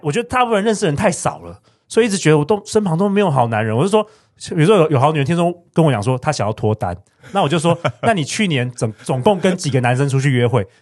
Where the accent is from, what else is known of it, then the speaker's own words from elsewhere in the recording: Taiwan; 很多很多我们在台湾长大的小孩，从小啊，爸爸妈妈就没有给肯定